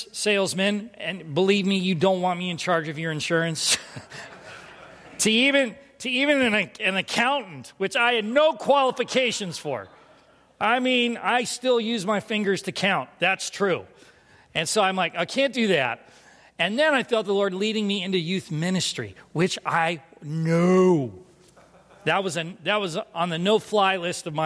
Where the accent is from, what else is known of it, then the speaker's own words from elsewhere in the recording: San Diego, California, United States; also born or lived in Winona, Minnesota; I'm from San Diego.